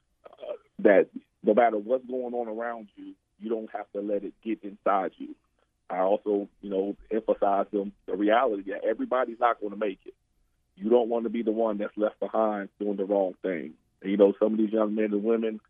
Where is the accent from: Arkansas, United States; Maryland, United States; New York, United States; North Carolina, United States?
Maryland, United States; Baltimore; Growing up in Baltimore, you know, especially growing up, the time we grew, you know, crack and drugs and everything was real prevalent